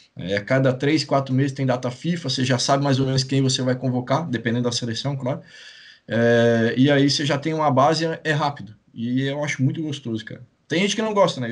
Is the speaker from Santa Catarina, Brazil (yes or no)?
yes; Itajaí, Santa Catarina, Brazil; also born or lived in Maringá; Sou de Itajaí, nascido